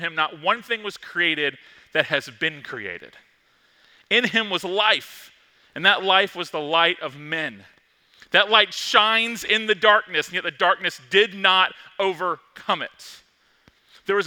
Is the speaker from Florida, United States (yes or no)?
yes; Tallahassee, Florida, United States; I'm from Tallahassee